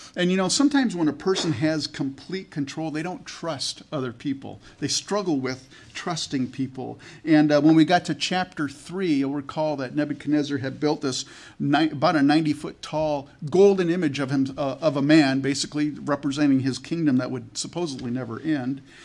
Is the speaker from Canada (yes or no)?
yes; Canada; I was born in Canada.